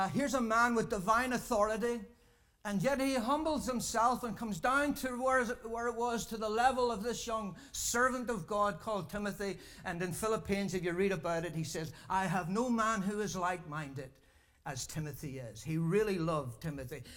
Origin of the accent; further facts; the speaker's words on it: Ireland; I'm a saint from Ireland